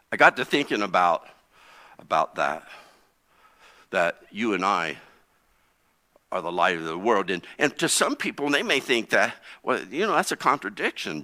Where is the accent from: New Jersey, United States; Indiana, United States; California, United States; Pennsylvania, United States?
Indiana, United States; East Central; I grew up in East Central Indiana.